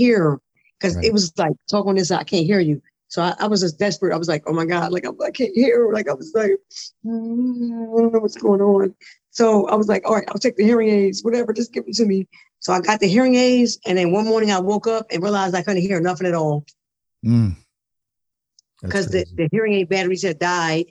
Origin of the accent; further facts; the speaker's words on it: Philadelphia, Pennsylvania, United States; moved away as an adult; also born or lived in Detroit / Bristol, Pennsylvania; now in New Jersey, United States; I was born in Detroit, grew up in Philadelphia and moved to Bristol, Pennsylvania, then back to Philadelphia. So I'm a PA girl, really a Philly girl, because Philly raised me